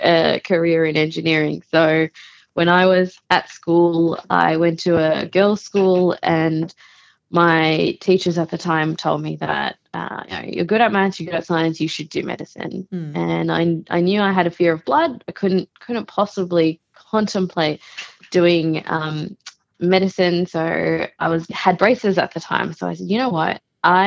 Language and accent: English; Melbourne, Victoria, Australia; I was born and raised in Melbourne